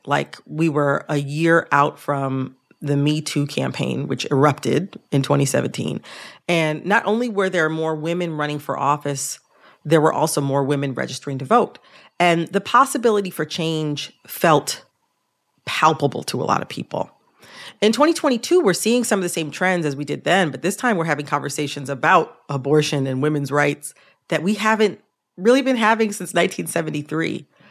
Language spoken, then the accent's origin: English; the North, United States; I'm from the North